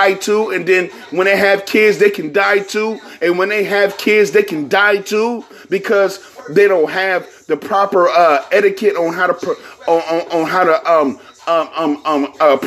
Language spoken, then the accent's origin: English; Bay Area, California, United States; I'm from the Bay Area